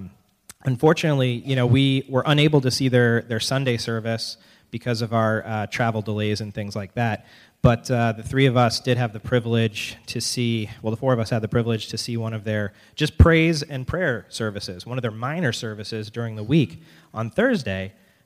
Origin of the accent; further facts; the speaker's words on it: Biddeford, Maine, United States; And we're from Biddeford. We're the token out-of-staters, so, or out-of-towners, I guess.